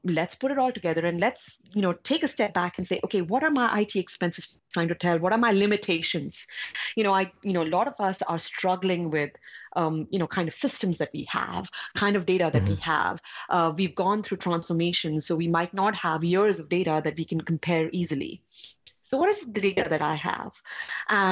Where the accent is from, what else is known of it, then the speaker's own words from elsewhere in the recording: India; I'm coming from India.